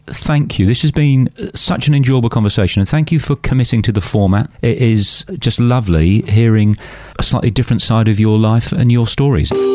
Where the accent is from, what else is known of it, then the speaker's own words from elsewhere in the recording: Plymouth, South West England, United Kingdom; also born or lived in Somerset; now in Australia; I was born in Plymouth. Oh. My father was in the Royal Navy for 30 years. Oh. All my family's from Somerset